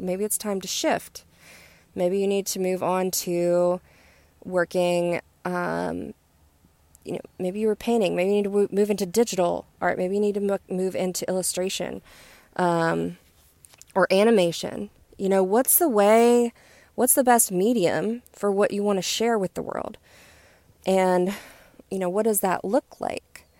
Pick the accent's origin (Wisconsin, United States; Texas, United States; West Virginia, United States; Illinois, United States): West Virginia, United States; moved away; I'm getting ready to go to my home state of West Virginia